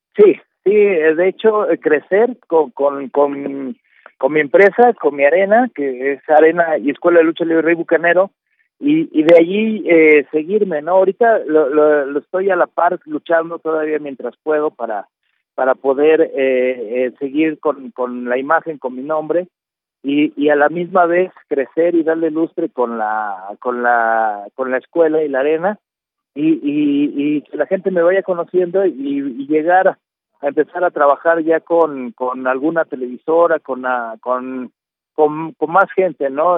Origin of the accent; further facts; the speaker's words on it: Mexico; como mexicanos